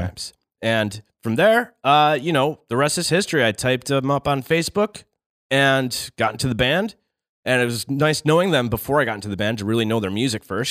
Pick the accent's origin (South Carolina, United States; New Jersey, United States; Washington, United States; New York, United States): New York, United States; Syracuse; also born or lived in Ithaca; I was born and raised in Syracuse